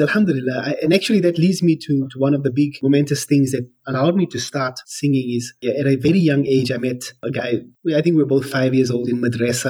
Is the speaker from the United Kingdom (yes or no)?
no; South Africa; I've been born and bred in South Africa. So lived here all my life.